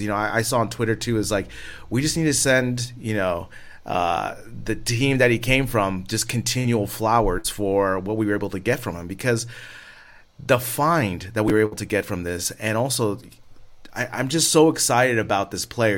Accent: United States; moved away as an adult; I'm an American living abroad

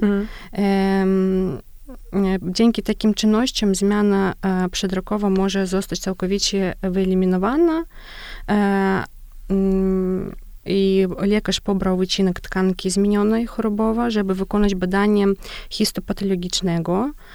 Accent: Belarus; Polish is a second language; u nas na Białorusi

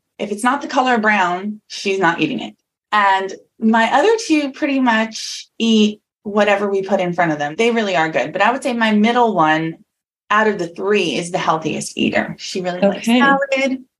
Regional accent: New Jersey, United States; moved away as an adult; also born or lived in Atlanta, Georgia; now in Florida, United States; I was born and raised in New Jersey my whole life

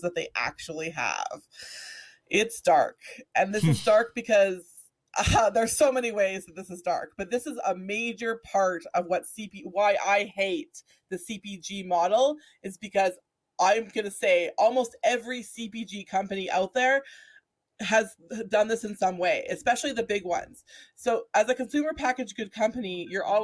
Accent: Alberta, Canada; someone that I grew up with here in Alberta

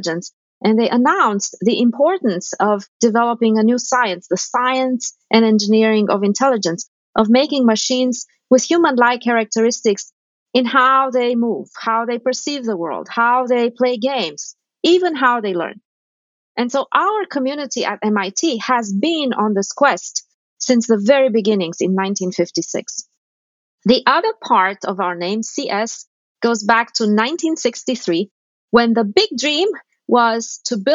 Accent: Romania; moved away; I grew up in Romania at a time of great austerity

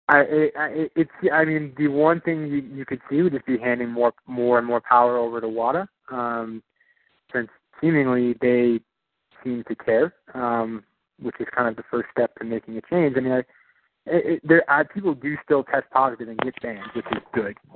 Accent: New York, United States; born there; I was actually I was born in New York. That's where my family's from.

